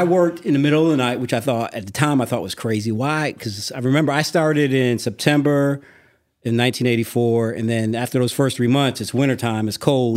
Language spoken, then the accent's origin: English; Hartford, Connecticut, United States; also born or lived in South Florida; now in Atlanta, United States; I'm originally from Hartford, Connecticut. Uh, my dad worked for American Airlines for twenty-eight years. He retired, and he moved the family to South Florida.